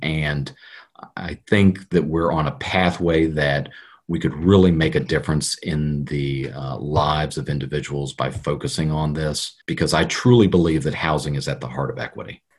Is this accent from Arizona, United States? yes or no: no; Richmond, Virginia, United States; grew up in Richmond. Um, I love Richmond. I was, you know, born at MCV, uh, grew up in the first district.